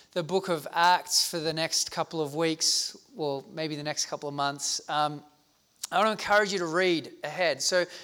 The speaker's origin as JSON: {"language": "English", "country": "South Africa", "tie": "born or raised there", "moved": "yes", "lives_now": "Australia", "said": "I grew up in South Africa during the height of the apartheid movement of racial segregation"}